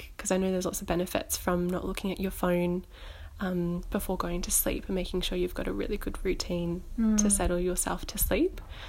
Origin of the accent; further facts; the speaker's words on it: Gold Coast, Queensland, Australia; moved away as an adult; now in Melbourne, Australia; I came from Queensland down to Melbourne 2 years ago, and so it's a good way for me to keep updated with what's going back home on the Gold Coast